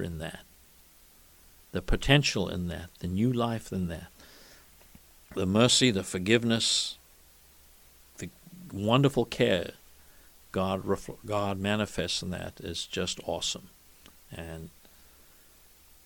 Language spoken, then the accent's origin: English; South Africa; moved away; as a boy growing up in South Africa